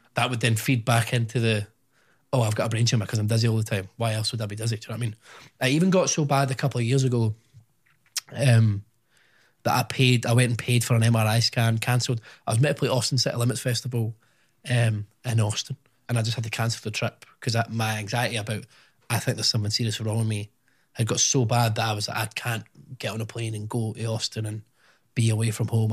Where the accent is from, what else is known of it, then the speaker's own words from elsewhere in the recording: Scotland, United Kingdom; I don't know if it's my upbringing in Scotland or just being Scottish